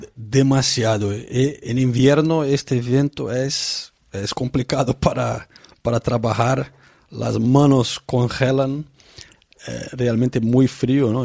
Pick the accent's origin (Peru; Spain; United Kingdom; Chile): United Kingdom; England; Spanish is a second language; also born or lived in Brazil; yo ya soy un poco inglés, crecí aquí, he hecho escuela, universidad